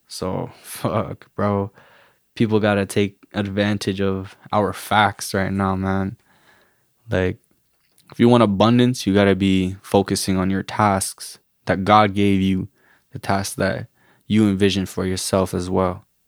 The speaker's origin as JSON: {"language": "English", "country": "Canada", "tie": "born or raised there", "also_born_or_lived": "Guatemala", "said": "born and raised in Canada. My parents are immigrants from, um, Guatemala, refugees, actually"}